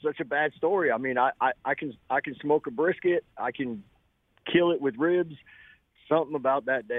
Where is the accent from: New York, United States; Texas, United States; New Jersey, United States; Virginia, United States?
New York, United States; Buffalo; now in St. Petersburg, United States; I'm from Buffalo, New York